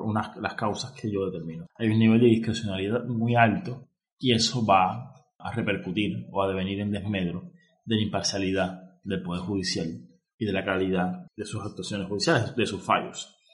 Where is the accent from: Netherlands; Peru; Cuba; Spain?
Cuba; como cubano que soy